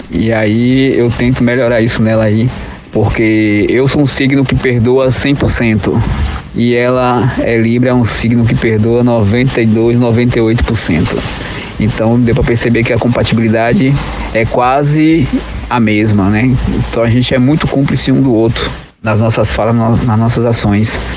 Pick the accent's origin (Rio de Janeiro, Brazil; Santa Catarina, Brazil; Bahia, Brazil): Bahia, Brazil; Salvador; tenho 41 anos, sou de Salvador, na Bahia.